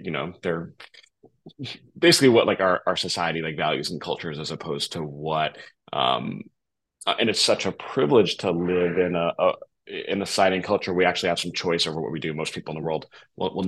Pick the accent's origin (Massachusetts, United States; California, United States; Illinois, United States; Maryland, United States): Massachusetts, United States; also born or lived in Boston, Massachusetts; I grew up in suburbs in Massachusetts